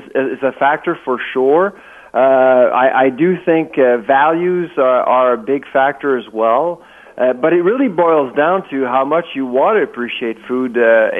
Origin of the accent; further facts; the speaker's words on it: Quebec, Canada; I'm from Quebec, and Quebec is, of course, a little bit different when it comes to food